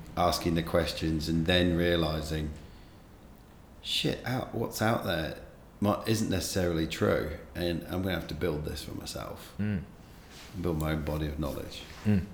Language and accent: English; England, United Kingdom; moved away; also born or lived in Western Australia; I'm English by birth